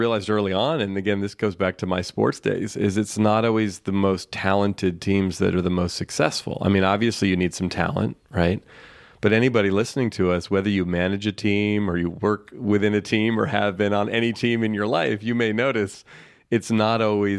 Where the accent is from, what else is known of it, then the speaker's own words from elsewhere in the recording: San Francisco, California, United States; I grew up in here in the San Francisco Bay Area, where I still live, and played baseball all as a kid.